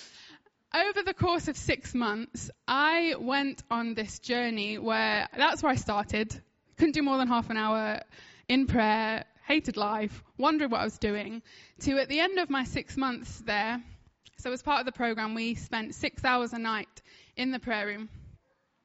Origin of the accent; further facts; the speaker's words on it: United Kingdom; I'm like British